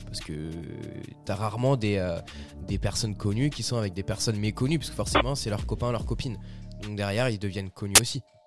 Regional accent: France; chez nous en France

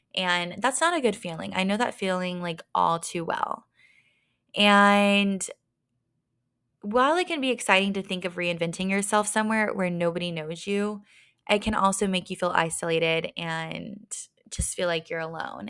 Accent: Texas, United States; moved away as an adult; also born or lived in Dallas, Texas / Las Vegas, Nevada; now in Denver, United States; grew up in my hometown, smaller town in Texas

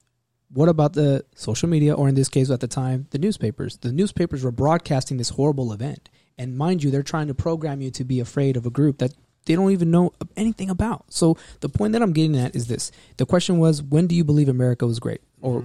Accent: United States; me as an American born here, Mexican-American, Chicano

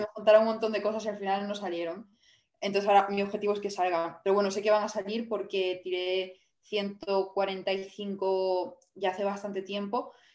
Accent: Vigo, Galicia, Spain; yo soy de, de Vigo

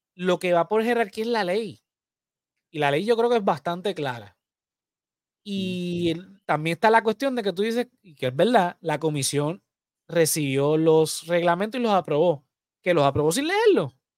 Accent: Puerto Rico; somos los puertorriqueños.

